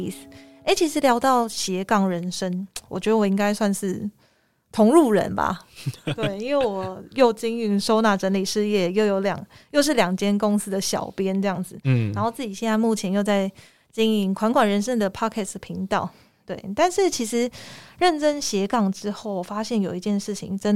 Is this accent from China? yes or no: no; Kaohsiung, Taiwan; 我是高雄人